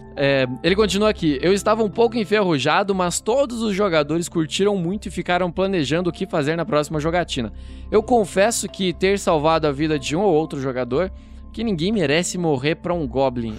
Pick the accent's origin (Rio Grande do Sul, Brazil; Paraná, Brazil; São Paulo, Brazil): Paraná, Brazil; Astorga; accent: sotaque de Astorga; now in Curitiba, Brazil; o sotaque de Astorga